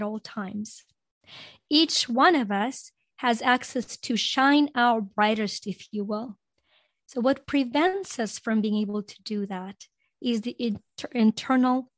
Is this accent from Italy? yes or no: no; Ukraine; English is a second language; also born or lived in Greece; now in United States; growing up in Ukraine